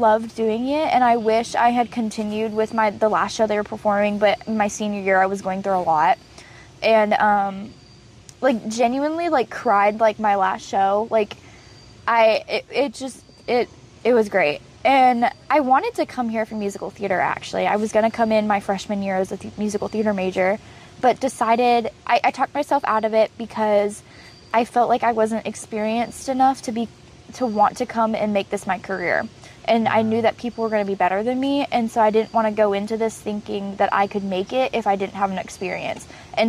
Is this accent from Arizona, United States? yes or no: yes; Arizona, United States; born there; I was born in Arizona.